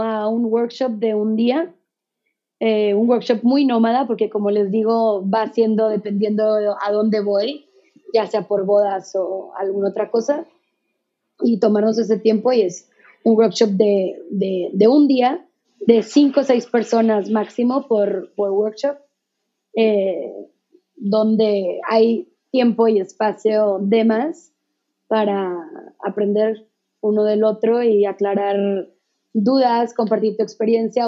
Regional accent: Mexico; como mexicanos

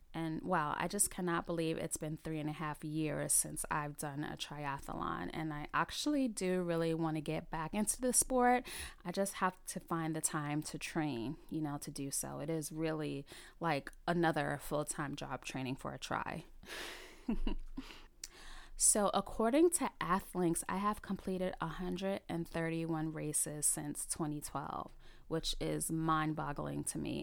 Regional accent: New York City, New York, United States; also born or lived in South Carolina; I was born and raised in the Bronx, New York, and I have lived in the New York City area for all of my thirty-eight years.

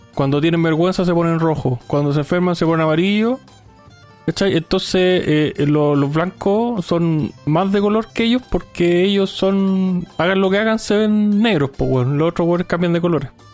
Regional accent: Chile; somos nacidos acá en Chile

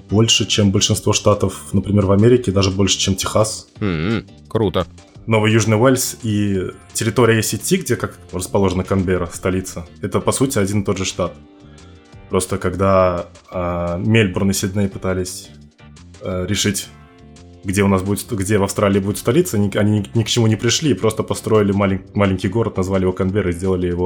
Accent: Uzbekistan; Я из Узбекистана.

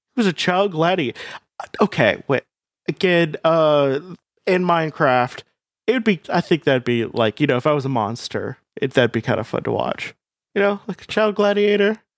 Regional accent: United States; I'm American

